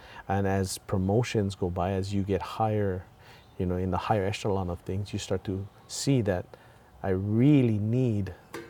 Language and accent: English; New York, United States; I'm from New York. You don't see a surfboard on the engines.